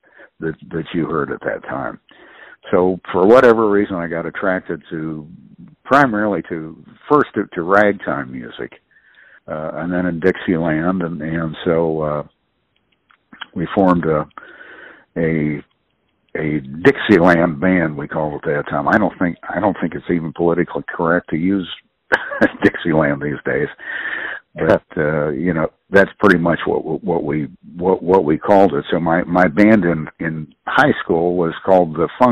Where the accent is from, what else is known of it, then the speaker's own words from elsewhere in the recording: Columbus, Ohio, United States; moved away as an adult; also born or lived in Ironton, Ohio / New Orleans; growing up in Columbus, Ohio